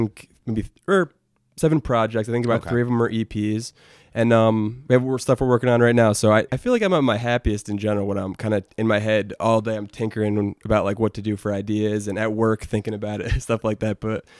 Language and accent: English; Colonie, New York, United States; also born or lived in Oneonta, New York; we're from Colony